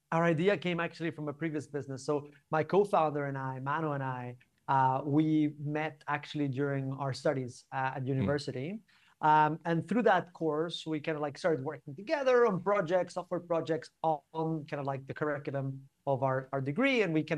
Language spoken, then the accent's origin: English; Barcelona, Catalonia, Spain; moved away as an adult; now in London, United Kingdom; I'm originally from Barcelona, I'm from Spain. And in 2016, I moved to the UK